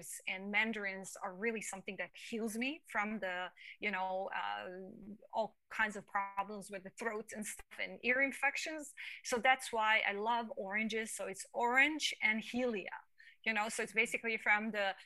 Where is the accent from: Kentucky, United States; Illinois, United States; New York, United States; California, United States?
New York, United States; New York City; me growing up in Manhattan, I'm blunt